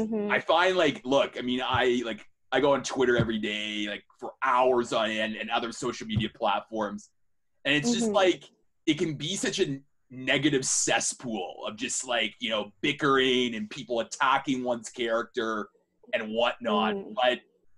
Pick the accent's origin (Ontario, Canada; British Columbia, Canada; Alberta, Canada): Ontario, Canada; Toronto; I'm from Toronto, which is always considered to be Canada's version of New York.